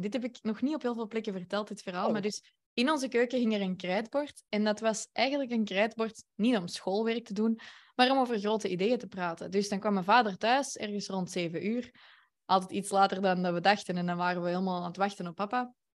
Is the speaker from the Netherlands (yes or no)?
no; Antwerp, Flanders, Belgium; Ik ben van Antwerpen